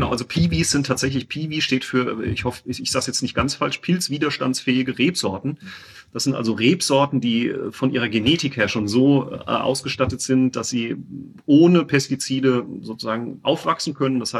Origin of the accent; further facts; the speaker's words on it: Winterbach, Rhineland-Palatinate, Germany; ich komme ja oben von, aus Winterbach, da am Sohnwald.